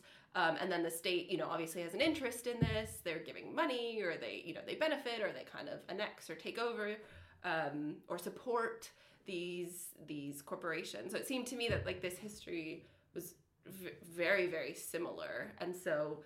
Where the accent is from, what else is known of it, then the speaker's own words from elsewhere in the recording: Silicon Valley, California, United States; I grew up in Silicon Valley